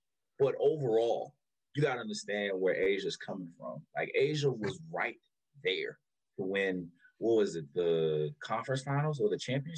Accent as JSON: {"language": "English", "town": "Columbia", "region": "South Carolina", "country": "United States", "tie": "born or raised there", "moved": "yes", "said": "I grew up in Columbia, well, not grew up, but I was born in Columbia, South Carolina."}